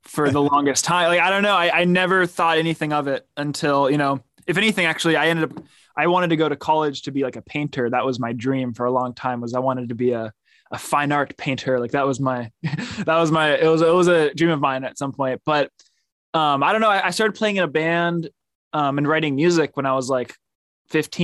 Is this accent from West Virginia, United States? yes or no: no; Oakland, California, United States; also born or lived in Berkeley, California; grew up in Oakland